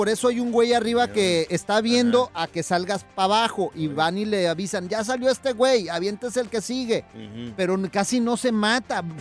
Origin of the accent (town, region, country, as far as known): Ocotlán, Mexico; born or raised there; moved away